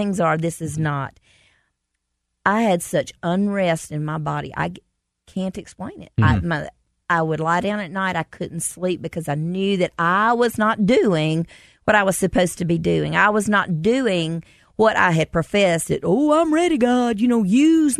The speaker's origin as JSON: {"language": "English", "town": "Commerce", "country": "United States", "tie": "born or raised there", "said": "We did a show in Commerce, mm-hmm. my hometown"}